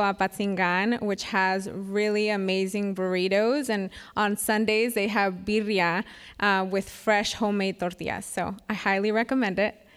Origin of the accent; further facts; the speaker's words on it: Winton, California, United States; I'm from Winton, California, which is a small town in Merced County